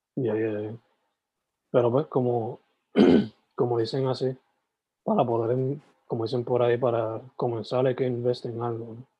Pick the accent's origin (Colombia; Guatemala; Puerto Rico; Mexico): Puerto Rico; Sabana Grande; also born or lived in San Germán; Yo soy original de Sabana Grande, San Germán, pero ah, me crié, ¿sabes? Me crié todo ese tiempo ahí